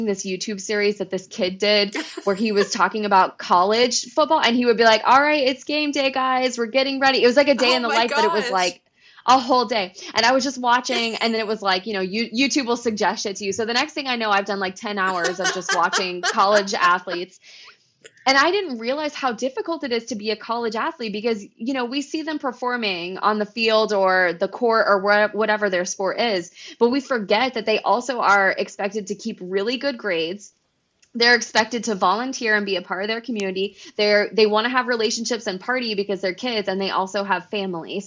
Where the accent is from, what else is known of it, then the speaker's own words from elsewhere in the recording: Oklahoma, United States; moved away; also born or lived in Florida; I grew up in Oklahoma